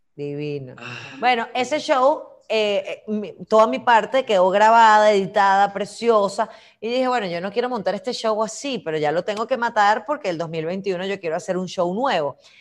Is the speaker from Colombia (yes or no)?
no; Venezuela; somos capaces los venezolanos